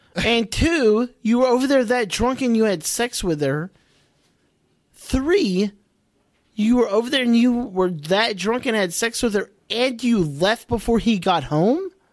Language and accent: English; Ireland; I'm Irish